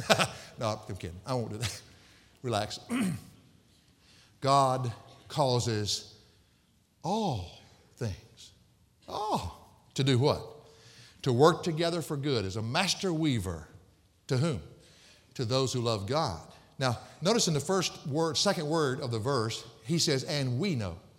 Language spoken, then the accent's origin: English; the South, United States; I was raised in the South